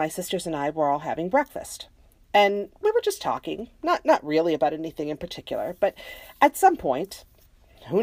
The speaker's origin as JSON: {"language": "English", "country": "United States", "said": "I am American"}